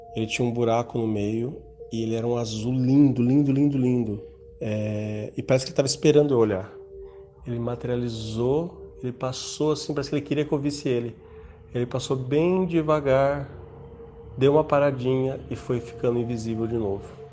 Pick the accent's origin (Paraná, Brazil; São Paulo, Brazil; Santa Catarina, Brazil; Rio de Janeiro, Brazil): São Paulo, Brazil; Mogi Mirim; sou do interior de São Paulo, Mojimirim